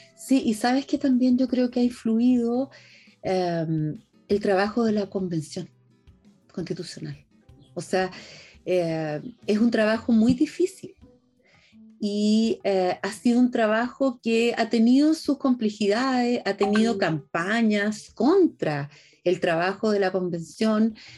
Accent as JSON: {"language": "Spanish", "country": "Chile"}